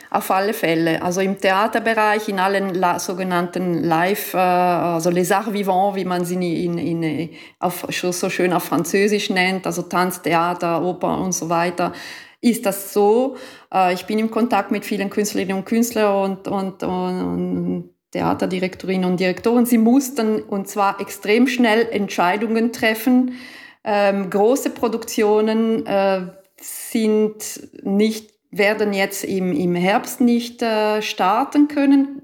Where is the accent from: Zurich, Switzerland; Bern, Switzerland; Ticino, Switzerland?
Ticino, Switzerland; also born or lived in Germany; ich bin auch aus dem Tessin